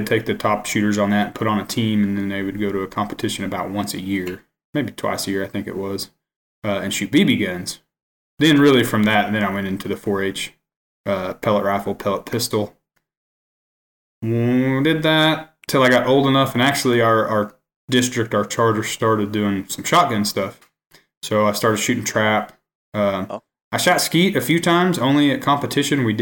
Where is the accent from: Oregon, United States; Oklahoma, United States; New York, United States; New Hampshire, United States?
Oklahoma, United States; Hammond; I grew up in Hammond, Oklahoma. It's a really small town, far western Oklahoma, just north of Elk City